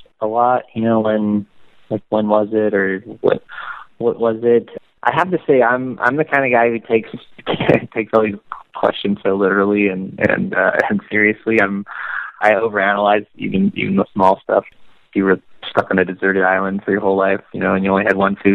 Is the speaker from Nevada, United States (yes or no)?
yes; Las Vegas, Nevada, United States; I grew up in Las Vegas